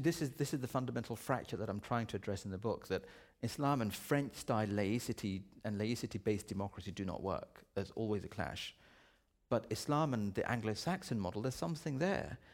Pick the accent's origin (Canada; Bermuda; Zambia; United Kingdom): United Kingdom; I'm a Brit